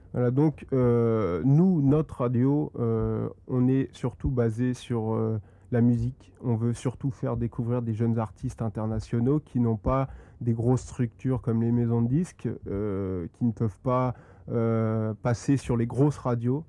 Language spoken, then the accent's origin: French; Compiègne, Hauts-de-France, France; je suis originaire de Compiègne, donc c'est une ville en Picardie, dans l'Oise